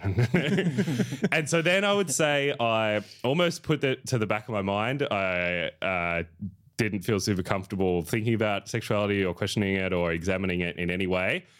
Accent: Echuca, Victoria, Australia; moved away as an adult; now in Melbourne, Australia; I'm very happy to have grown up there

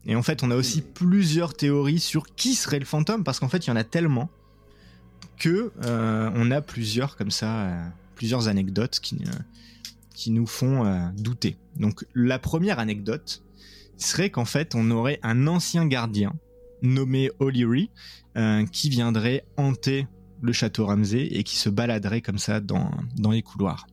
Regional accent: France; now in Montreal, Canada; on est beaucoup de Français à Montréal

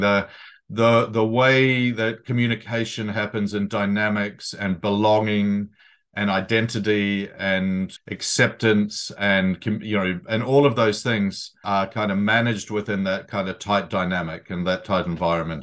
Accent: New Zealand; moved away as an adult; also born or lived in Sydney, Australia; now in London, United Kingdom; I'm a boy from New Zealand, Aotearoa, but I've lived in London for, uh, nearly three decades now.

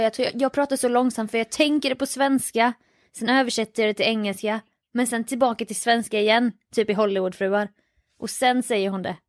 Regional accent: Jönköping, Jönköping County, Sweden; nej Jönköping

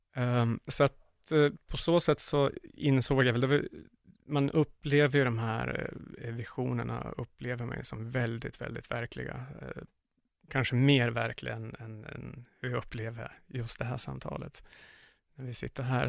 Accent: Sundsvall, Västernorrland County, Sweden; moved away as an adult; now in Iquitos, Peru; jag är född och uppvuxen i Sundsvall

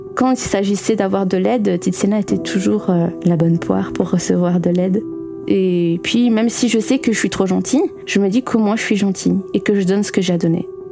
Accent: Belgium; accent: Belgian; Je suis belge et je pense que vous l'entendrez à mon accent.

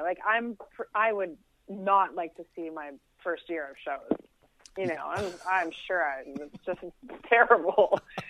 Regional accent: Toronto, Ontario, Canada; there was some like pushback when I got there and I was from Toronto and, I felt very vulnerable

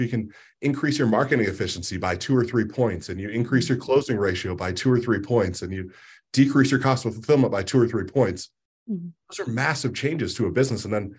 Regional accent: Ohio, United States; I'm a basic guy from the Midwest. I'm born and raised in Ohio in different parts.

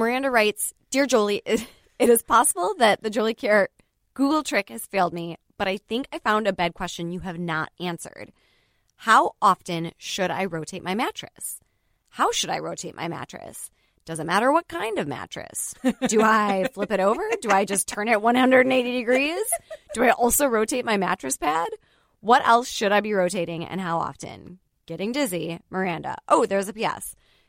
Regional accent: Wisconsin, United States; accent: Wisconsin; That's not very Wisconsin-y. Sorry.

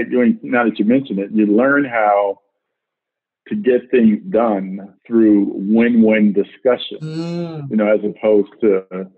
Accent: Detroit, Michigan, United States; also born or lived in Huntsville, Alabama; I am from Detroit, Michigan, which is where I grew up. Moved to Detroit. I was 3 years old. My parents moved to Detroit from Huntsville, Alabama, where I was born. But Detroit is where my formative years were spent.

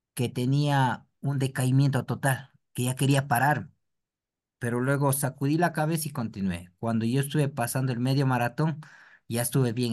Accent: Ecuador

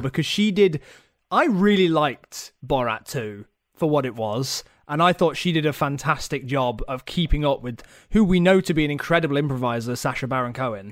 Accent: Nottingham, East Midlands, United Kingdom; I am from Nottingham

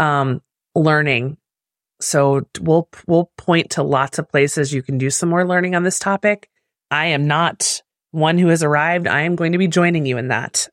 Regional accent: United States; me as American

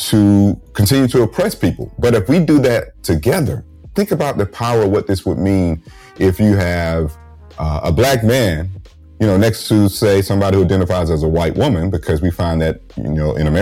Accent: Georgia, United States; moved away; my home state of Georgia

